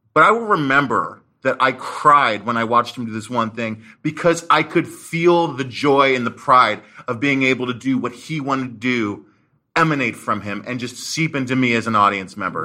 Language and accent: English; Marin County, Bay Area, California, United States; I grew up in the Bay Area, uh, in Marin County